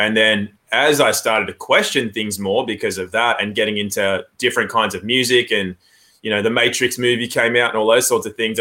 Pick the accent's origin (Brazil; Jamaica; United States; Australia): Australia; also born or lived in England; I was born in England, actually, and then moved to Australia when I was 8 months old, went through public schooling